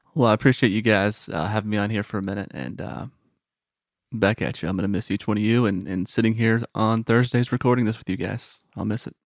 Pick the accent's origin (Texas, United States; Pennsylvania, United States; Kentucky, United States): Texas, United States; moved away as an adult; now in Tennessee, United States; Born and raised in Texas